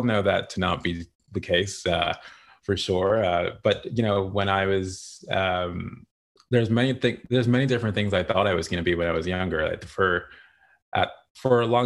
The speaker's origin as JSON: {"language": "English", "town": "Toronto", "region": "Ontario", "country": "Canada", "tie": "born or raised there", "said": "born and raised in Toronto, Ontario, Canada."}